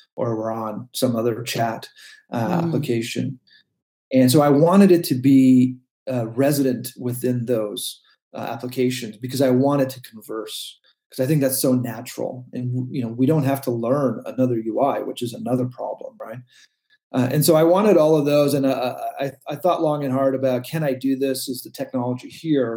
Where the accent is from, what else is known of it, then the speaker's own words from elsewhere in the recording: Canada; also born or lived in Silicon Valley; I am a Canadian